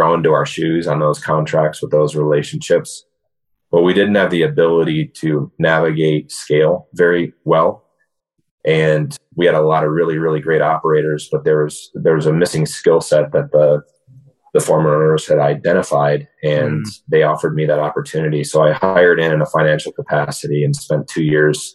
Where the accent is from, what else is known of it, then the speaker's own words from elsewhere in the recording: West Michigan, United States; Born and raised in West Michigan